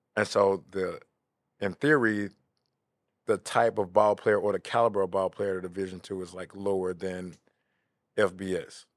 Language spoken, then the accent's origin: English; Memphis, Tennessee, United States; I'm from Bing Hampton